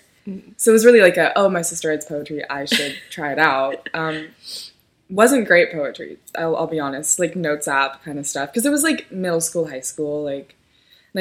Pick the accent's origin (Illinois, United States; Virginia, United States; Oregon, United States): Oregon, United States; Ashland; also born or lived in California; I'm from Oregon